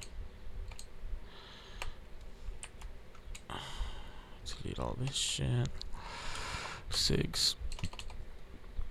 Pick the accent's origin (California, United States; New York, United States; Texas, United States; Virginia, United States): Texas, United States; We're from Texas.